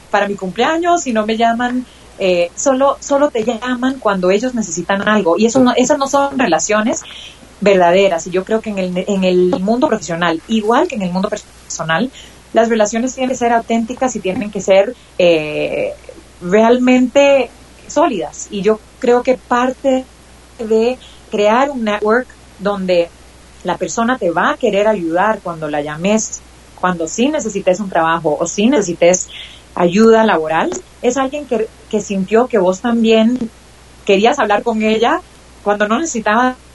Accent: United States; mi mamá es costarricense, yo crecí en los Estados Unidos.

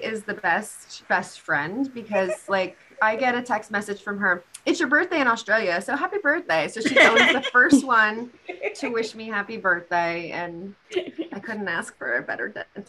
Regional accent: United States; I am your American dental hygienist host.

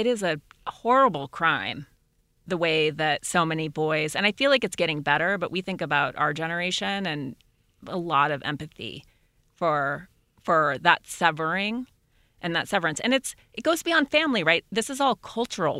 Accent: Montana, United States; my brother is gay, and we grew up in Montana

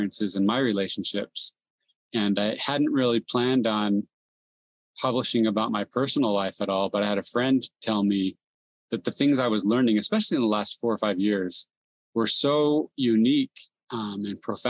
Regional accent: San Jose, California, United States; also born or lived in South America; I was born and raised in San Jose, California, youngest of four kids

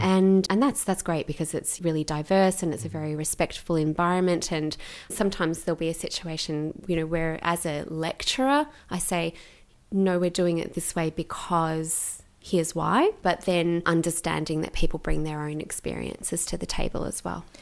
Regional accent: Gippsland, Victoria, Australia; also born or lived in Melbourne; I grew up in Gippsland in, um, in Victoria

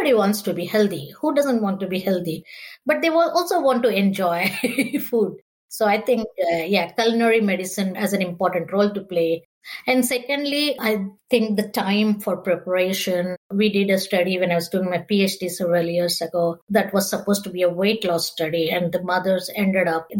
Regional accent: India; now in United States; I'm from India originally

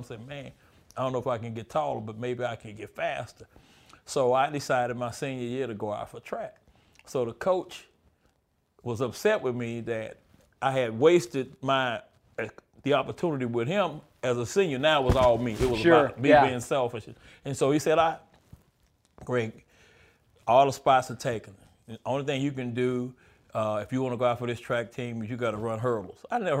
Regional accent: Houston, Texas, United States; Dallas Cowboys, you know. {S0} Yeah. {S1} Yeah, when you're in Texas, yeah.

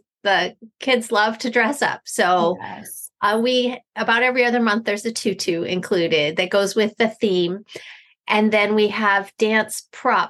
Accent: Eastern Pennsylvania, United States; I am from Eastern Pennsylvania

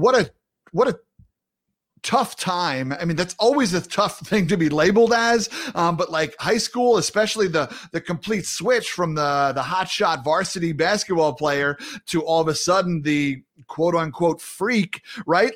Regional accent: New York, United States; as a New Yorker

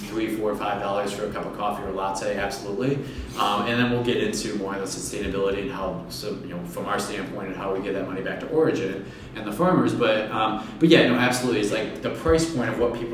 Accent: Michigan, United States; growing up in Michigan, we've kind of become Beer City in Grand Rapids

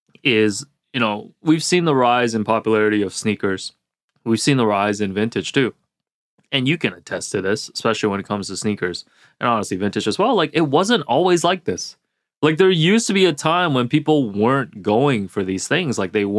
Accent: Hong Kong; because I'm originally from Hong Kong, a Hong Kong national team hockey jersey with the emblem at the front

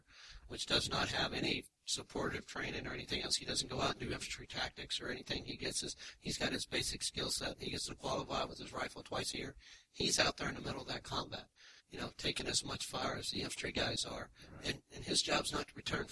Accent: Kentucky, United States; growing up in Kentucky

